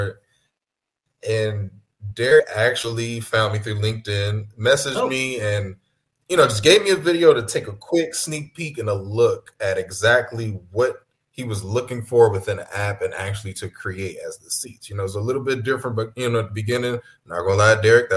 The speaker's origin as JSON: {"language": "English", "town": "Philadelphia", "region": "Pennsylvania", "country": "United States", "said": "Philadelphia. Good old home of the cheesesteaks."}